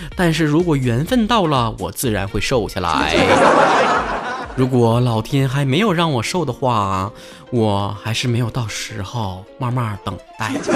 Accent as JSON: {"language": "Chinese", "region": "Northeast China", "country": "China", "accent": "Dongbei (Northeastern) accent", "said": "学我这个东北大茶这味儿"}